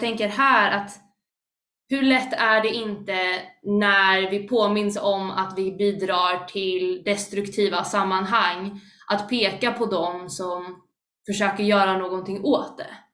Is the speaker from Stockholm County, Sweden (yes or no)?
yes; Stockholm, Stockholm County, Sweden; Jag är inte bara kristen, utan jag är stockholmare